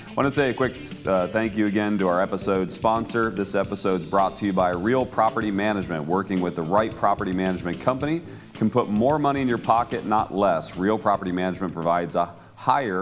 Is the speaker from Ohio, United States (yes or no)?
yes; Cleveland, Ohio, United States; I grew up in the Cleveland area